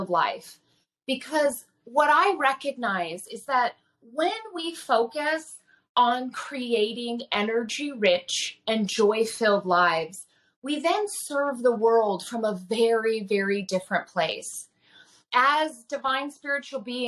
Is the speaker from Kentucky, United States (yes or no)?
no; Nenana, Alaska, United States; also born or lived in Oregon / California; I grew up in Nenana in a very large family in a very small community.